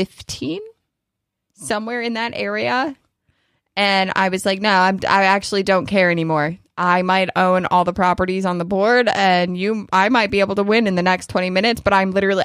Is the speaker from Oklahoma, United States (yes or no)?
no; New York, United States; But yeah, I mean, I guess for Kentucky standards, 8 inches is a lot, but I'm a New Yorker.